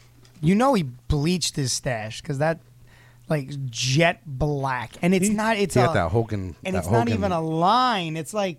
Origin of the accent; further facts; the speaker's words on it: the South, United States; I'm from the South.